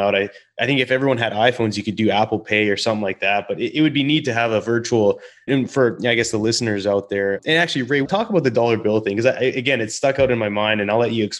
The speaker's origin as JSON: {"language": "English", "country": "Canada", "said": "So you got a couple Canadians here"}